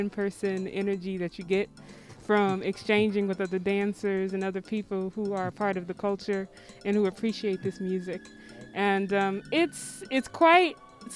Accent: Detroit, Michigan, United States; I am born and raised in Detroit

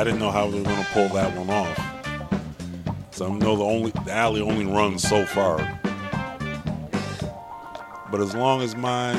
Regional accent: Flint, Michigan, United States; I was born, bred, raised, and fed in Flint.

